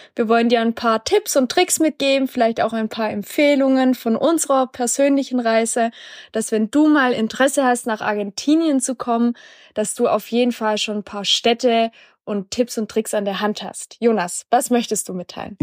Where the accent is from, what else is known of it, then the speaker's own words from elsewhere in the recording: Black Forest, Baden-Württemberg, Germany; moved away; meine Heimat, so ein bisschen im Schwarzwald